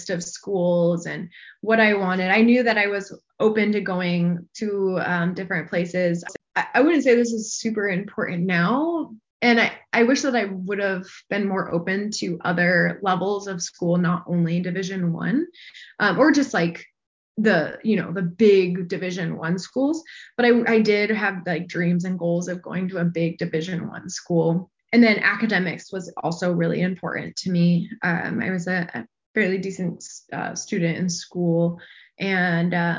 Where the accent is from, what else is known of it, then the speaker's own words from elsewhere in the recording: Arizona, United States; moved away as an adult; I'm from Arizona.